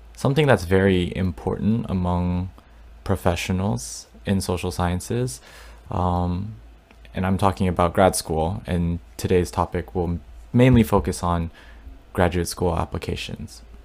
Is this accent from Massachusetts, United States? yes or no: no; Dallas, Texas, United States; now in New York, United States; my hometown in Dallas